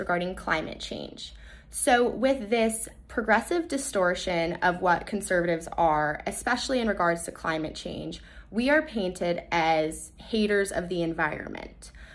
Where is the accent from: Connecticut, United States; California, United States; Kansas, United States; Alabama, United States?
California, United States; Los Angeles; I am from Los Angeles, California